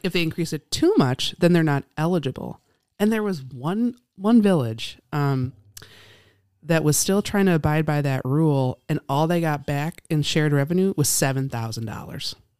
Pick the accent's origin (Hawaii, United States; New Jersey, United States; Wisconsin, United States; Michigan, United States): Wisconsin, United States; Appleton; I grew up in Appleton